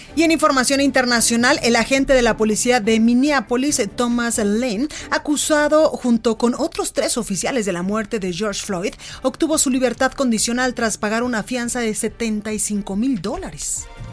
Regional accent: Guadalajara, Jalisco, Mexico; now in Mexico City, Mexico; en Guadalajara, Jalisco, en La Perla, en mi tierra

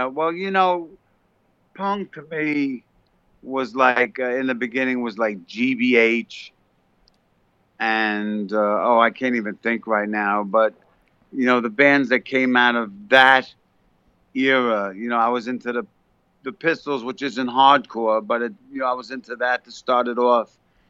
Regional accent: New York City, New York, United States; also born or lived in Westchester, New York; now in New Jersey, United States; I was born in the Bronx and I moved to New Jersey from Westchester.

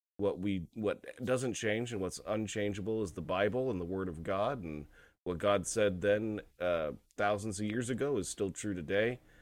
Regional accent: United States; as an American, you know, Gentile Christian

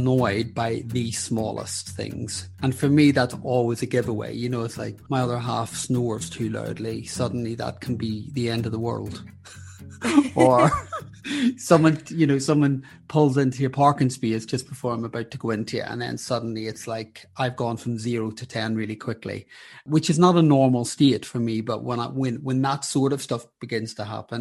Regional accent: Belfast, Northern Ireland, United Kingdom; moved away; also born or lived in London; I grew up in Belfast during the sectarian troubles

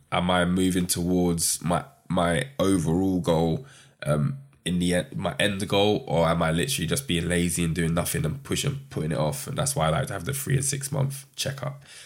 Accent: London, United Kingdom; growing up in London, South East London.

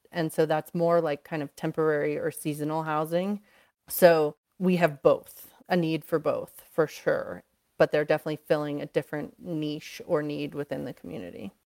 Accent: East Coast, United States; moved away as an adult; now in Aspen, United States; I was raised on the East Coast.

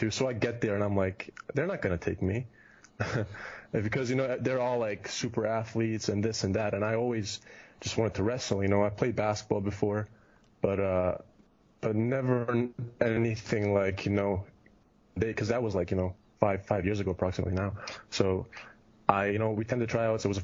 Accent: Kitchener, Ontario, Canada; born there; also born or lived in Germany; I was born in Canada. I was born in Kitchener, which is an hour, hour from Toronto, and so I'm basically Canadian, but lived in Germany for 15 years.

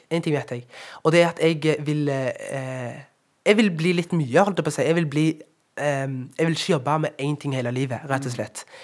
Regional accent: Norway; Hver gang jeg reiser ut av landet, så blir jeg stolt over at jeg kommer fra Norge.

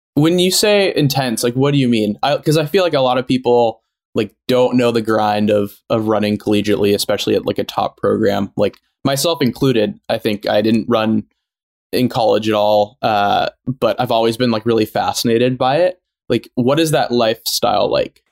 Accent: San Francisco, California, United States; I grew up in San Francisco before the big tech boom, and I'm I still live here

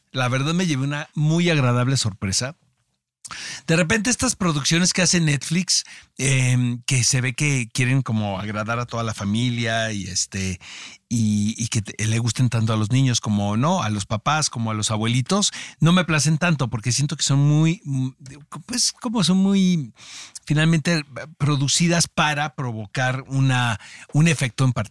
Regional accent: Mexico; muchas veces como mexicanos eh, nos hacemos de la vista gorda de lo que está pasando en nuestro país

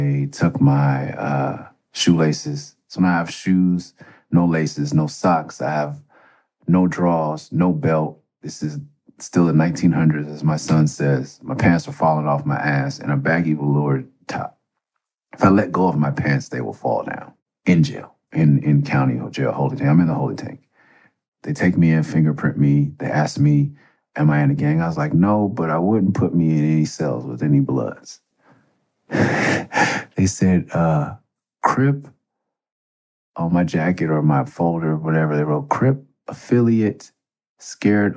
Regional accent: Los Angeles, California, United States; also born or lived in Tucson; I'm from Mid-City

